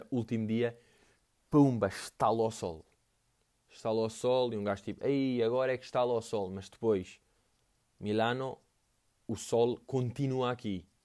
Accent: Portugal; Um, tipo, eu vim de Portugal para ver isso aí.

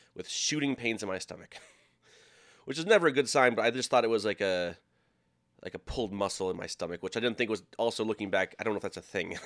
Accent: Minnesota, United States; moved away; also born or lived in Iowa; I was living in Iowa, and I'm from Minnesota

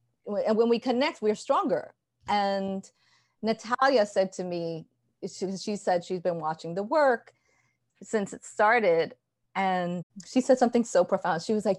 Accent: Ecuador; I grew up partly in Ecuador, seeing how treacherous machismo is there.

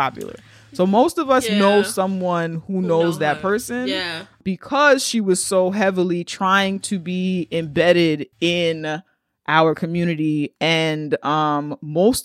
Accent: New York City, New York, United States; As a Black girl from the Bronx

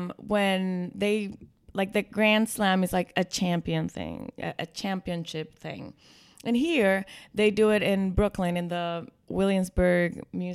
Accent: Dominican Republic; now in New York, United States; I'm from the Dominican Republic.

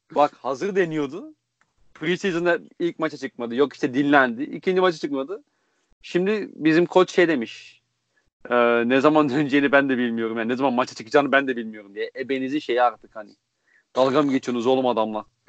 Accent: Konya, Turkey; now in Belgium; Konyalı olduğumu

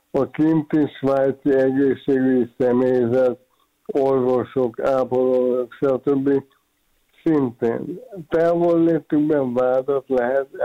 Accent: Hungary

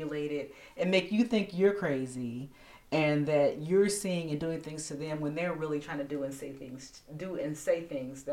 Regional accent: United States; as American people

